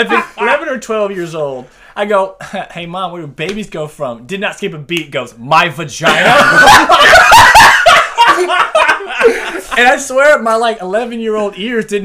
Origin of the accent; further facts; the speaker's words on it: Leesville, Louisiana, United States; I'm from Leesville.